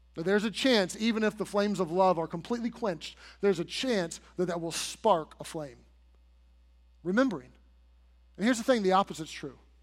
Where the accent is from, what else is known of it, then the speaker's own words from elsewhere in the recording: United States; as American citizens